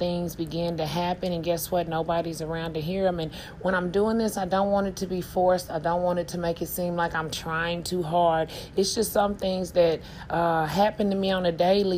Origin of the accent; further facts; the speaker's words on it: Tulsa, Oklahoma, United States; I'm from Tulsa, Oklahoma. North side, to be exact.